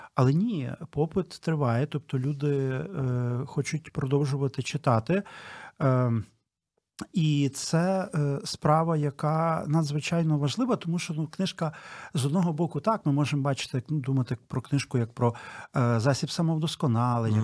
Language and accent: Ukrainian; Ternopil, Ternopil Oblast, Ukraine; я сам з Тернополя